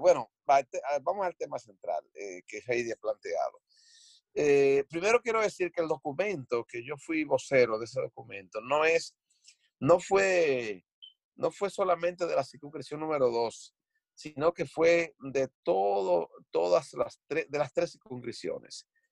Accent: Dominican Republic; moved away; nosotros somos eh, de los valientes que salimos de República Dominicana para compartir nuestros esfuerzos aquí

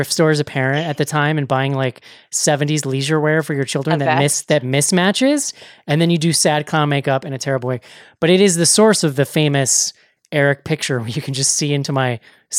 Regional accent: Northeast, United States; I'm from the Northeast

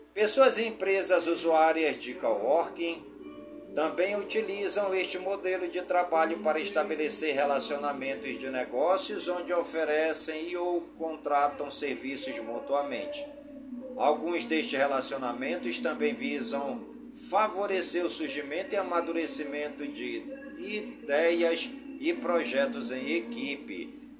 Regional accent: Careiro da Várzea, Amazonas, Brazil; Careiro da Vaza, minha cidade natal

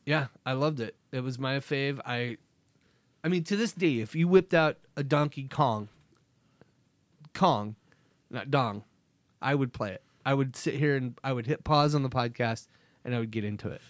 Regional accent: Nebraska, United States; We grew up in Nebraska

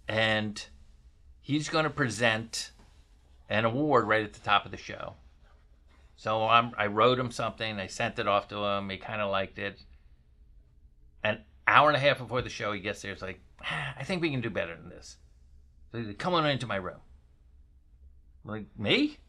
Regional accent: Florida, United States; You know, I grew up in Florida.

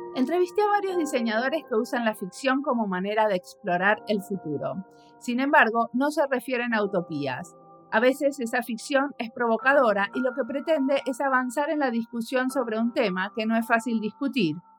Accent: Buenos Aires, Argentina; moved away; Soy, porteña

